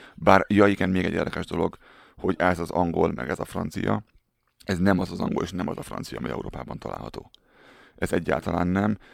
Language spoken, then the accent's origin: Hungarian; Hungary; moved away as an adult; also born or lived in Germany; now in Canada; Én nagyon büszke vagyok arra, hogy magyar vagyok.